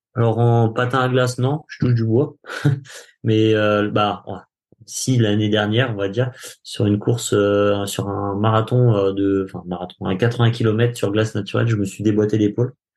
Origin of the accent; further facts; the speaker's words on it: France; nous en tant que Français